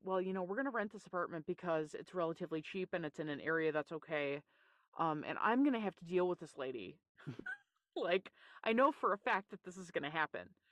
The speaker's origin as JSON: {"language": "English", "region": "Newfoundland and Labrador", "country": "Canada", "tie": "born or raised there", "said": "I grew up in Newfoundland, Canada"}